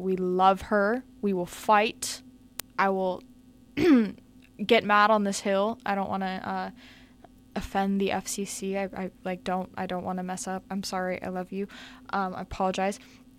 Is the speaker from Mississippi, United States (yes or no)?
no; Redondo Beach, California, United States; moved away; The OC was filmed in my hometown